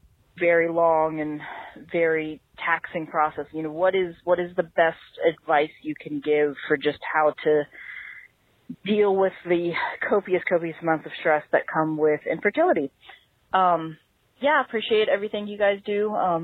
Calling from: Virginia, United States; I'm calling from Virginia.

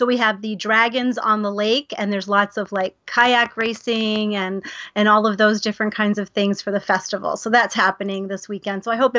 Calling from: Detroit, Michigan, United States; I live outside of in Detroit, Michigan. So I live in what's called Metro Detroit.

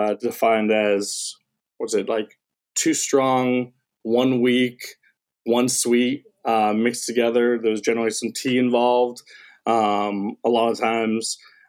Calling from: Daytona Beach, Florida, United States; Daytona Beach, Florida.

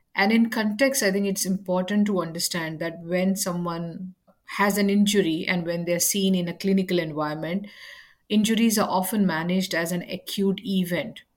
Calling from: Adelaide, South Australia, Australia; I'm calling in from Adelaide, South Australia

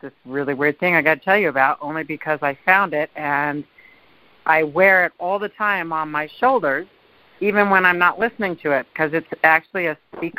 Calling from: Tahoe, United States; from Tahoe.

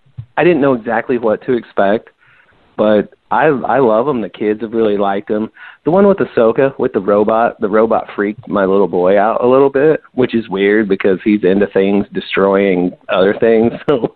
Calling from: St. Louis, Missouri, United States; What's up, guys? It's … from St. Louis.

